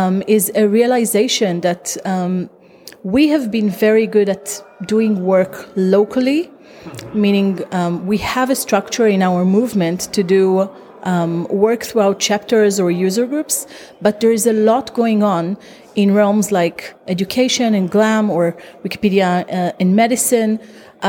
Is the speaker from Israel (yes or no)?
yes; Israel; I'm from Israel